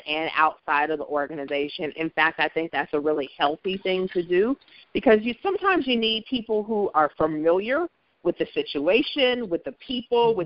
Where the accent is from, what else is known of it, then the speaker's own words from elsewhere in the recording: Columbus, Ohio, United States; moved away as an adult; also born or lived in Hershey, Pennsylvania; I grew up in Columbus and went to Columbus City Schools